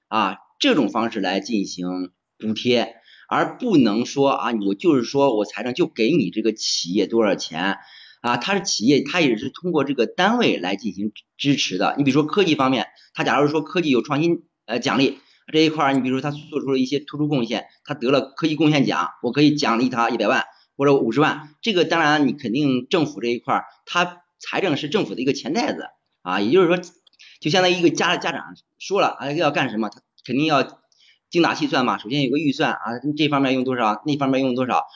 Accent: Xingtai, Hebei, China; 家是河北邢台的，啊，是一个公务员

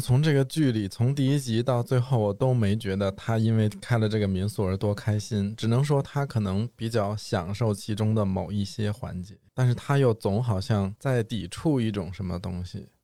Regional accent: Beijing, China; 我也算是在大城市出生的孩子嘛嗯。但是其实我们家是在北京比较郊区的地方

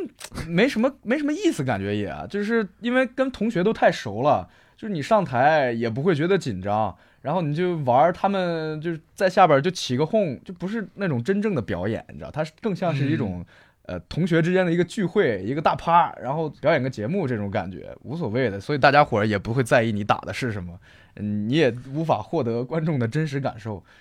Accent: Shandong, China; 我是山东人。

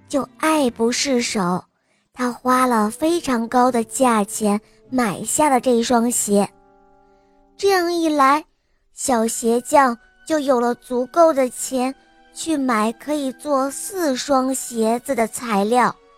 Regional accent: Berlin, Germany; 我今年六岁了，我来自德国柏林

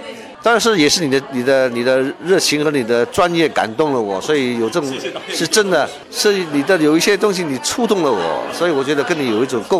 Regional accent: China; 占卦这种事情呢，原来是我们中国人的传统啊。

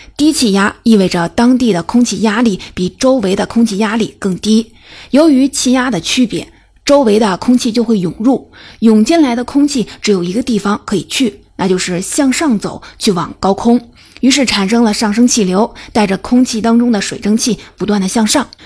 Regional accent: China; 值得我们中国人骄傲

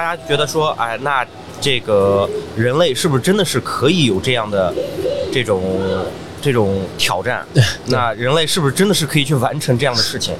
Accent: Xinjiang, China; moved away; 其实我从新疆走出来的时候

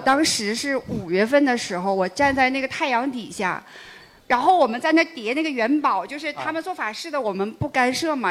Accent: Northeast China, China; 我是东北人

